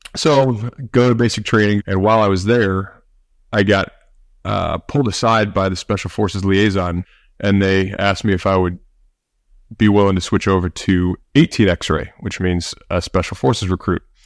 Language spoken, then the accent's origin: English; St. Louis, Missouri, United States; I grew up in St. Louis, Missouri. Still here.